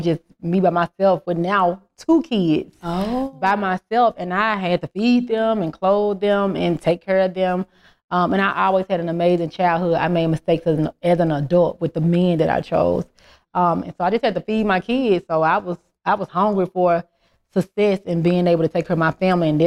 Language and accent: English; Memphis, Tennessee, United States; moved away as an adult; now in Atlanta, United States; I'm from Memphis. I'm from a small town